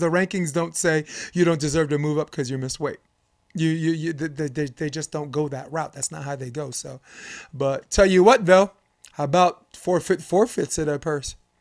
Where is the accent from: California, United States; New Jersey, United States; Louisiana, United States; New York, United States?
New York, United States; we're both from New York